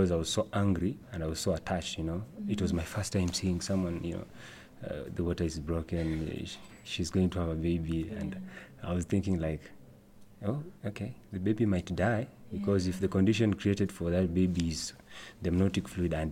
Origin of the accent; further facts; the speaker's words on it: Taita-Taveta County, Kenya; also born or lived in Coast, Kenya; I'm from Kenya, and I was born in Taita Taveta County.